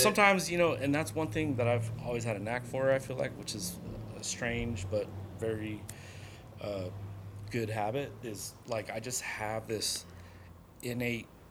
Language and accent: English; San Diego, California, United States; moved away; also born or lived in Vista, California / Colorado; grew up in San Diego